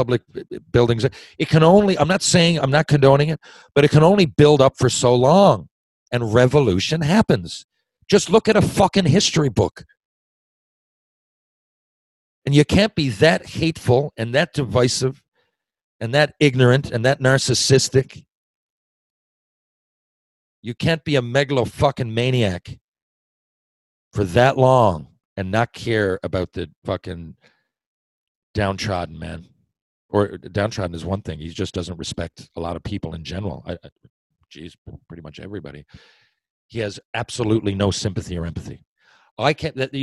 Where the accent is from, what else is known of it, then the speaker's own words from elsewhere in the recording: Newfoundland and Labrador, Canada; when I grew up in Newfoundland